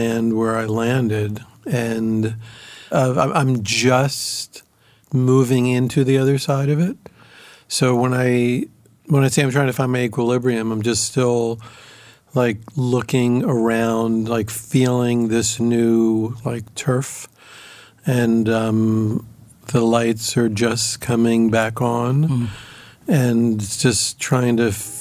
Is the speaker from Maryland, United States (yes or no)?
yes; Baltimore, Maryland, United States; moved away as an adult; now in New York, United States; I grew up in Baltimore, in the suburbs of Baltimore